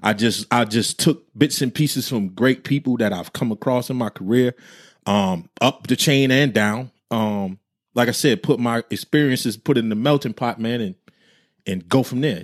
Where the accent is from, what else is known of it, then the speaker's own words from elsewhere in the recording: New Jersey, United States; I'm from Jersey